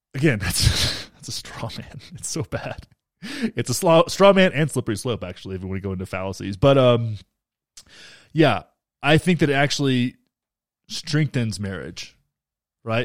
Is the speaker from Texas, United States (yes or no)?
yes; Texas, United States; I'm from Texas